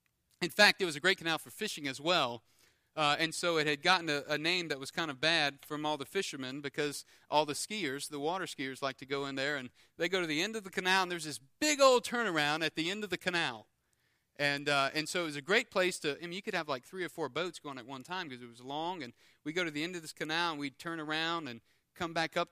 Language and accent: English; Louisiana, United States; I grew up on the Intercoastal, and I grew up fishing and skiing. I grew up just having fun out on the water